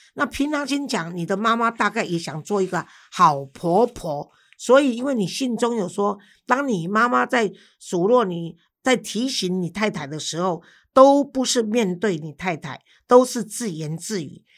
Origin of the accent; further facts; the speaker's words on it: Taiwan; 而且我们现在台湾就从中国流行过来的